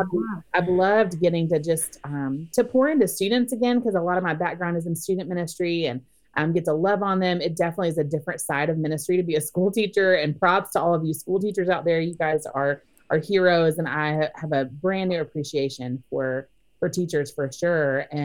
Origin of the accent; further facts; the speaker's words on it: Orlando, Florida, United States; moved away as an adult; my husband and I moved to the Orlando, Florida area about a year and a half ago. And it's actually my hometown.